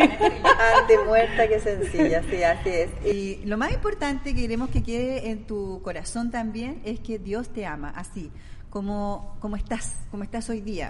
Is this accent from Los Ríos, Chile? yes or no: yes; Valdivia, Los Ríos, Chile; moved away; yo soy oriunda de Valdivia, la ciudad más linda de Chile